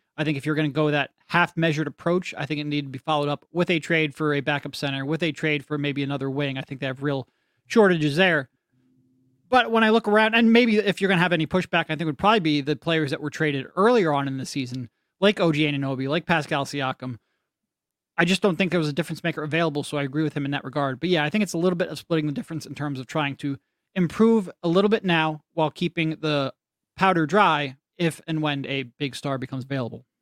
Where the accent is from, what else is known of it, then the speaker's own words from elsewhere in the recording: Philadelphia, Pennsylvania, United States; I grew up in Philly. We're all living in Philly